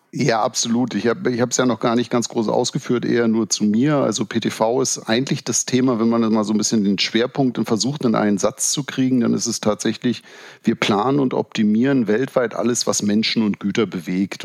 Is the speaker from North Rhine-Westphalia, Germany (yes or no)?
no; Berlin, Germany; also born or lived in Bremen; wenn man als Berliner viele Jahre nach Karlsruhe gependelt ist